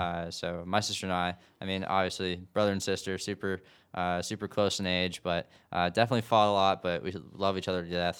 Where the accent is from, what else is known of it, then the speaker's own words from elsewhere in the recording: Gales Ferry, Connecticut, United States; moved away as an adult; now in Nashville, United States; I'm from Gales Ferry, Connecticut. Uh, grew up in the, the Diocese of Norwich